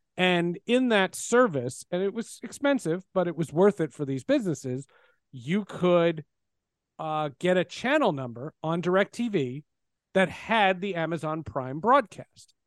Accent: New Jersey, United States; I grew up in New Jersey

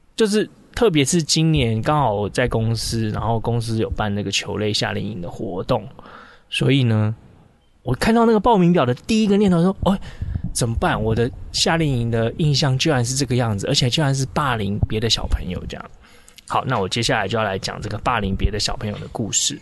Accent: Taichung, Taiwan; 我们都是台中人嘛

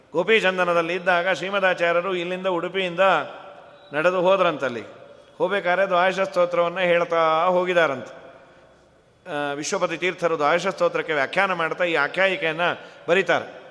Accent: Bengaluru, Karnataka, India

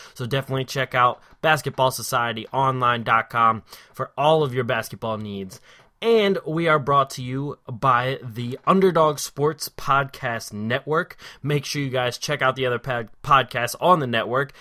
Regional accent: Philadelphia, Pennsylvania, United States; I am from the Philly area

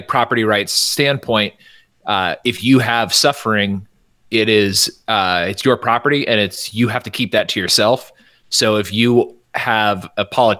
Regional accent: Northern California, United States; I'm from Northern California.

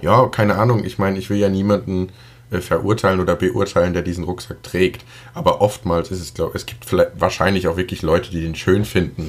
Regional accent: Germany; als Deutscher

